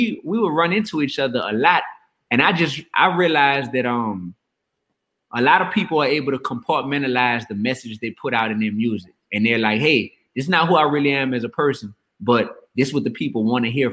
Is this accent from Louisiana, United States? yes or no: yes; New Orleans, Louisiana, United States; I was still growing up in the Goose, in the Ninth Ward on New Orleans East Side